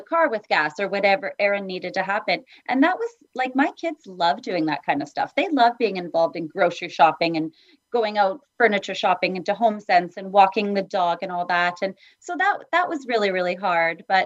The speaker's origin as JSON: {"language": "English", "town": "Edmonton", "region": "Alberta", "country": "Canada", "tie": "born or raised there", "also_born_or_lived": "Vancouver, Canada", "moved": "yes", "lives_now": "Vancouver Island, Canada", "said": "I grew up in Edmonton"}